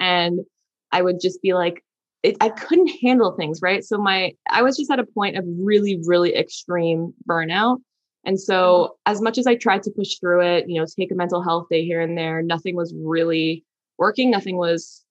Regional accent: New York, United States; I'm a New Yorker. So I'm like, I want to stay on the East Coast where my family are

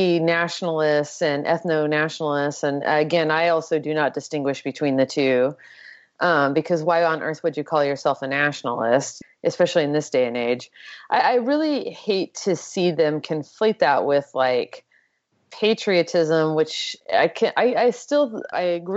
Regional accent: El Paso, Texas, United States; now in New York City, United States; where I grew up in El Paso, Texas, is like the majority of the population there is Latino.

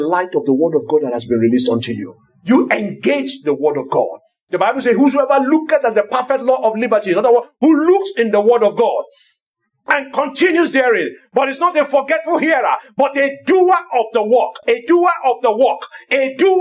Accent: Lagos, Nigeria; I grew up in Lagos

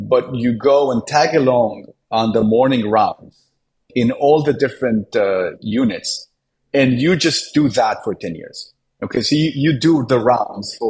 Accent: Israel; now in United States; I was born in Israel

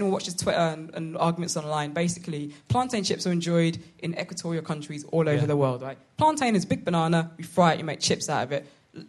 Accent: London, United Kingdom; I'm from London.

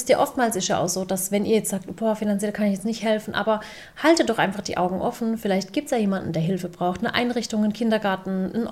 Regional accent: Waghäusel, Baden-Württemberg, Germany; sage ich ich komme aus Warkhäusl, bin in Deutschland geboren, meine Eltern sind aus der Türkei.

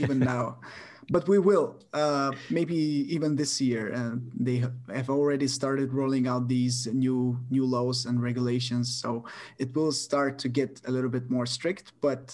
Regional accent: Bulgaria; my hometown. I've been living here my whole life, except for a couple of years going abroad

